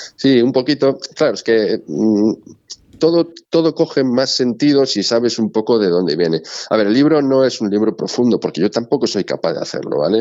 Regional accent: Galicia, Spain; como buen gallego

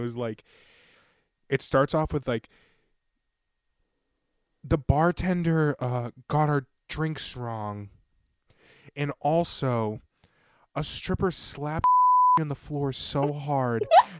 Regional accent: Massachusetts, United States; I'm from Massachusetts.

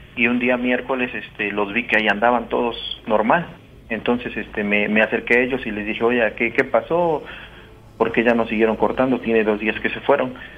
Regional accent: Dos Ríos, Mexico; de acá de donde yo soy

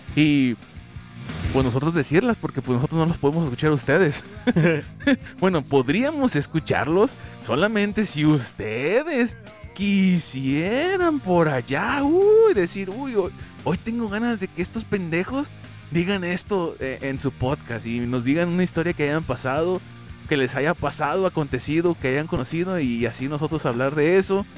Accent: Mexico; nosotros como mexicanos

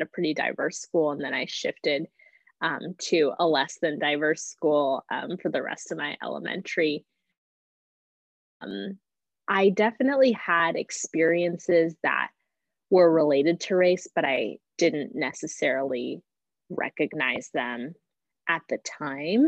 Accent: Sacramento, California, United States; moved away as an adult; now in Los Angeles, United States; I am born and raised in Sacramento and recently moved

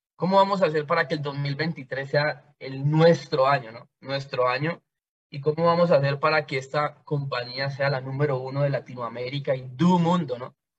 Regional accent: Cali, Valle del Cauca, Colombia; yo soy de Cali, Colombia. Soy una persona nacida y creada en un barrio de Cali

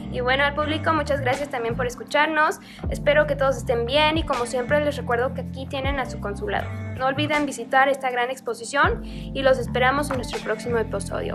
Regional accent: Mexico City, Mexico; chilanga como yo.

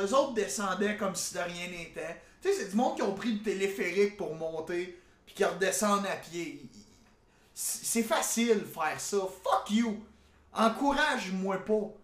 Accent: Gatineau, Quebec, Canada; je viens de Gatineau. Et mon code régional, moi, c'est 8 9.

